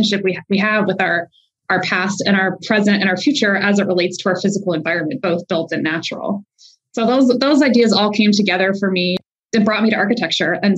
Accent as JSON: {"language": "English", "region": "Southern Louisiana", "country": "United States", "tie": "born or raised there", "said": "I grew up in Southern Louisiana"}